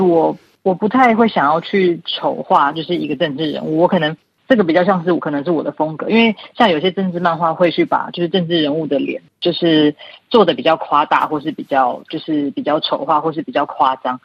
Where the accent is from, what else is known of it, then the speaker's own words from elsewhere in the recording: Taiwan; moved away as an adult; now in Paris, France; 因为毕竟我是台湾人